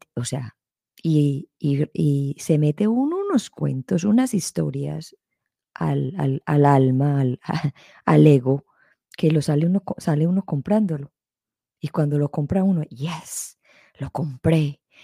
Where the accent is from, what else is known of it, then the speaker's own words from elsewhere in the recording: Colombia; creciendo en la sociedad en que yo me crecí, en Colombia